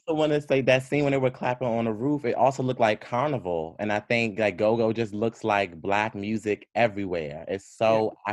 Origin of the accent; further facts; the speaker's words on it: Prince George's County, Maryland, United States; I'm from actually Prince George's County